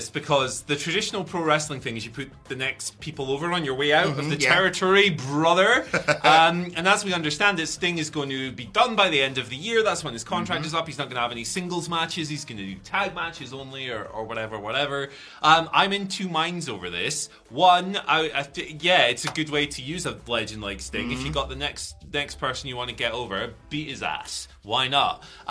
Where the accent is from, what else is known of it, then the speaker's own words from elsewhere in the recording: Scotland, United Kingdom; Why am I doing an accent? I am Scottish.